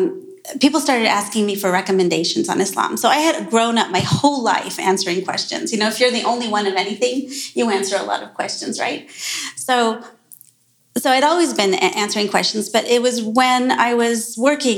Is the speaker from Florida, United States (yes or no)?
no; Southern California, United States; I grew up in Southern California at a time when actually I was the only Muslim that my friends knew